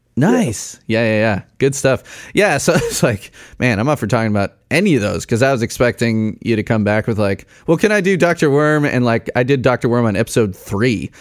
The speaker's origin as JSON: {"language": "English", "town": "Arlington Heights", "region": "Illinois", "country": "United States", "tie": "born or raised there", "said": "I grew up in Arlington Heights and went to Buffalo Grove High School"}